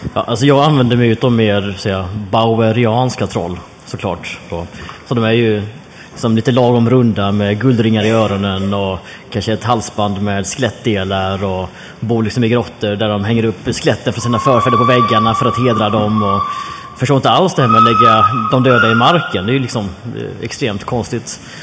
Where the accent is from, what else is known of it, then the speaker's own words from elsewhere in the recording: Jönköping, Jönköping County, Sweden; jag växte upp i Jönköping